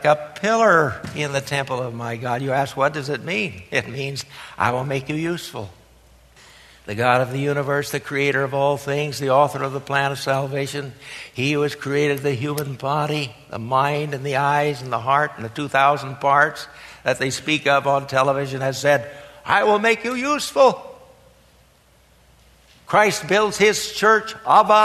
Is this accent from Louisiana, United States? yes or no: no; Harlan, Iowa, United States; moved away; my native state, the hill country of southwestern Iowa